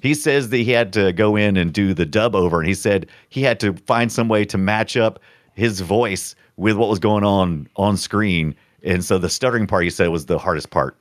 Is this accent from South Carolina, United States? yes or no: yes; South Carolina, United States; born or raised there